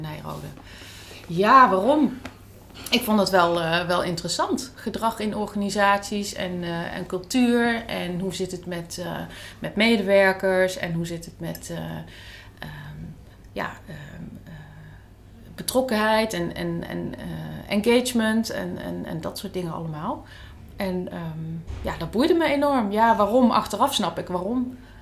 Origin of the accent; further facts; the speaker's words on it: Netherlands; als Nederlander, notabene hartstikke jong en, en openstaand voor alles, een half jaar in Spanje zit